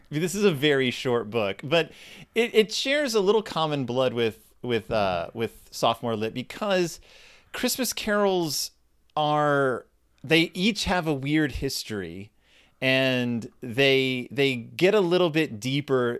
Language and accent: English; Texas, United States; I grew up in Texas